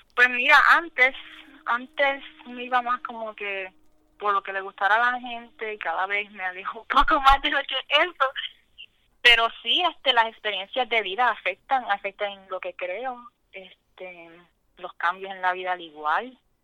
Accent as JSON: {"language": "Spanish", "town": "Lares", "country": "Puerto Rico", "moved": "yes", "lives_now": "Florida, United States", "said": "Yo soy de Lares"}